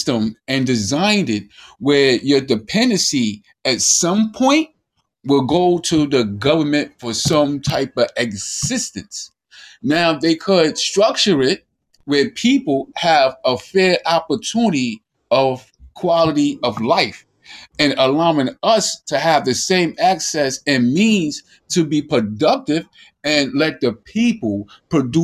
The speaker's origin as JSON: {"language": "English", "country": "United States", "said": "as an American"}